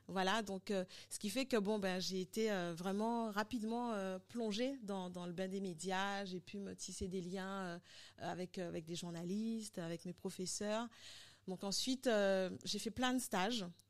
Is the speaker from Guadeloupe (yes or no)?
yes; Guadeloupe; also born or lived in Paris, France / Dominican Republic; je suis guadeloupéenne